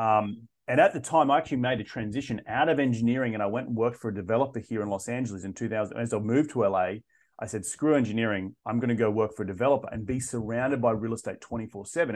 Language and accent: English; Australia; moved away as an adult; also born or lived in London / South of France; I'm originally from Australia